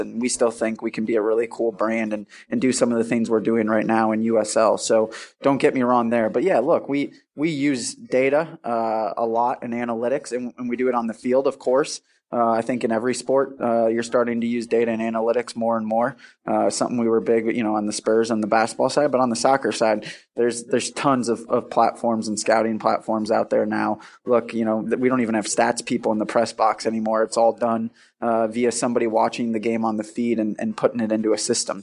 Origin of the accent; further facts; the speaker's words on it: Milwaukee, Wisconsin, United States; moved away; I'm from Milwaukee, Wisconsin, and, uh, you know, grew up around sports.